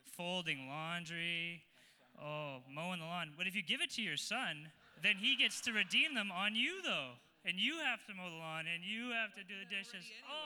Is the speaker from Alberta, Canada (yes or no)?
yes; Lewis Estates, Alberta, Canada; Lewis Estates.